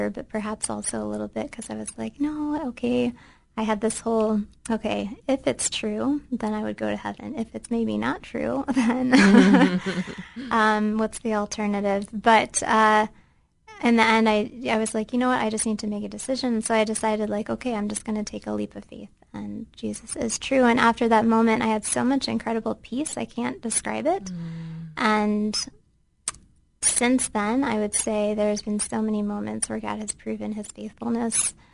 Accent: Central Ohio, United States; moved away as an adult; now in Bahrain; I grew up right here in Central Ohio

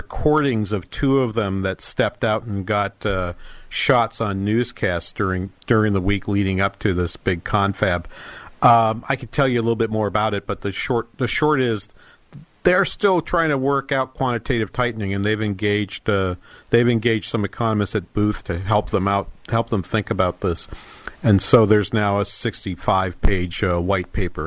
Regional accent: Manchester, New Hampshire, United States; Manchester in New Hampshire, the major city in my hometown

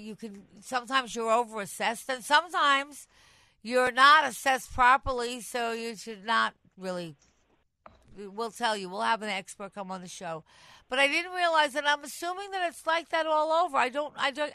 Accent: Long Island, New York, United States; moved away as an adult; now in New York City, United States; I was born on Long Island. I come from Long Island. I mean, I'm in the city the last 20 years

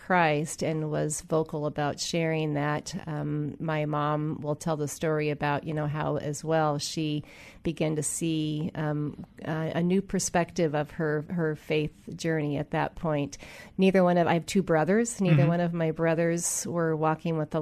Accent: Edmonds, Washington, United States; I grew up in Edmonds, Washington.

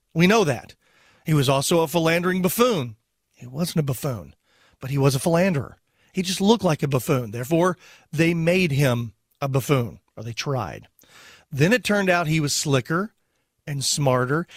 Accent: Texas, United States; I was born in Texas

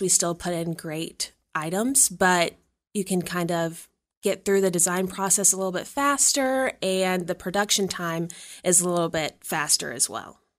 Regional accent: Danville, Virginia, United States; moved away as an adult; now in St. Louis, United States; I'm originally from Danville, Virginia, which is a small town

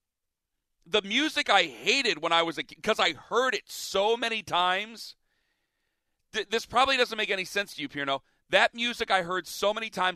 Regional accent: Ohio, United States; I grew up in Ohio

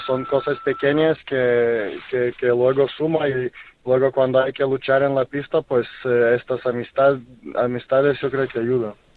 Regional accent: Lithuania; now in Spain; en mi, eh, en mi país, en Kaunas

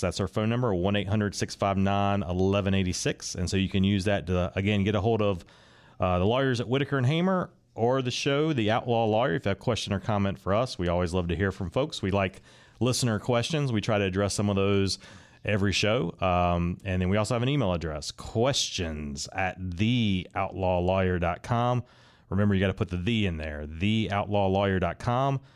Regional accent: Raleigh, North Carolina, United States; I am from Raleigh, kind of grew up on that side of Raleigh that's kind of in between Garner and Fuquay

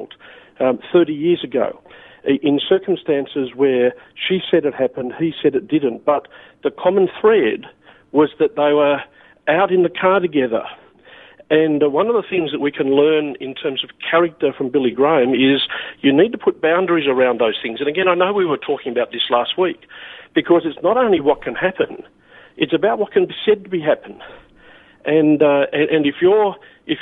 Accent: Newcastle, New South Wales, Australia; the church I grew up in Newcastle

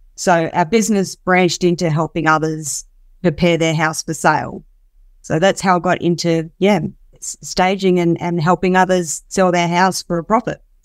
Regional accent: Darwin, Northern Territory, Australia; moved away as an adult; now in Perth, Australia; I'm originally from Darwin, so I came down here seven years ago now

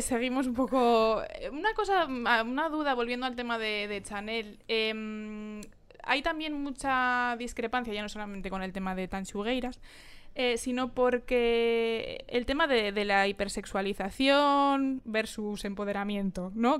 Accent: Galicia, Spain; somos gallegas

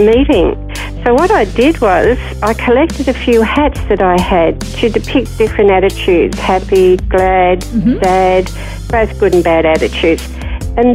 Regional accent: Sydney, New South Wales, Australia; now in Sunshine Coast, Australia; growing up in Parramatta in those days was pretty good.

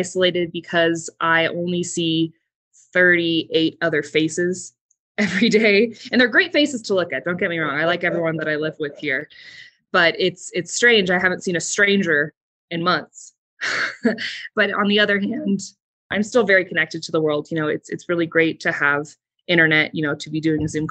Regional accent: Southern California, United States; moved away as an adult; I'm from Southern California

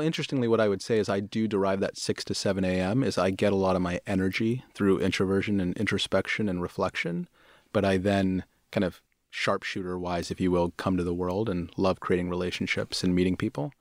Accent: Pittsburgh, Pennsylvania, United States; moved away; also born or lived in Houston / Bombay, India; I grew up in Pittsburgh.

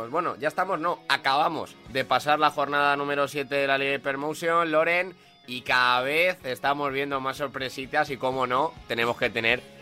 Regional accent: Madrid, Community of Madrid, Spain; los dos somos de Madrid

